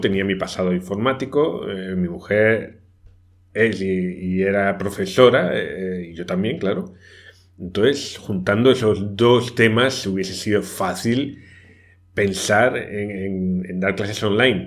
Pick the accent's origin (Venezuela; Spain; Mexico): Spain; moved away as an adult; also born or lived in Brazil; yo soy español